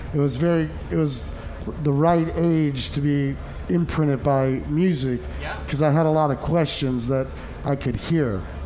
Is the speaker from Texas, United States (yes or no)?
no; Des Moines, Iowa, United States; it's my home state. I believe you know it's where I'm from